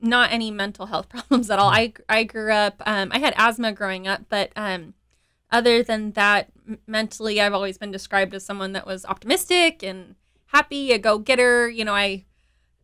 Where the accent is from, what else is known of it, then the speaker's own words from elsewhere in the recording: Dallas, Texas, United States; also born or lived in Utah; now in Houston, United States; I grew up in Dallas, Texas